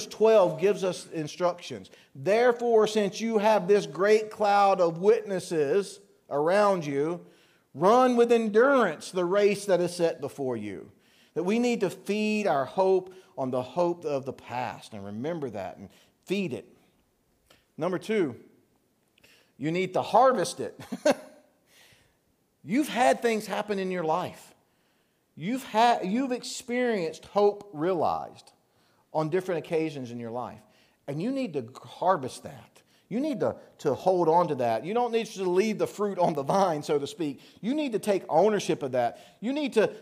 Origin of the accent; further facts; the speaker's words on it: the South, United States; now in Pennsylvania, United States; I'm from the South